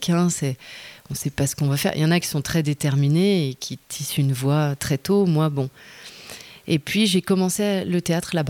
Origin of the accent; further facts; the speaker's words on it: Lyon, Auvergne-Rhône-Alpes, France; moved away as an adult; also born or lived in Geneva, Switzerland; now in Montreuil, France; J'étais loin de ma ville natale, même si Genève-Lyon, c'est vite fait